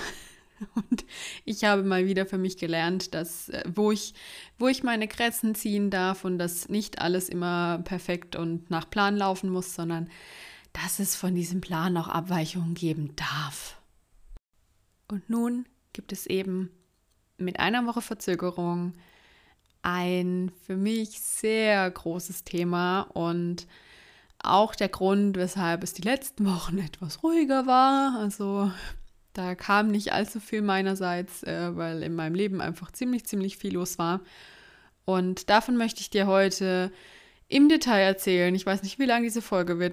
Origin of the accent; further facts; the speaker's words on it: Karlsruhe region, Baden-Württemberg, Germany; die Nähe zu meiner Familie ähm, das Wichtigste für mich, für mich ist und dass ich es auch super schön äh, in Karlsruhe finde und in der Region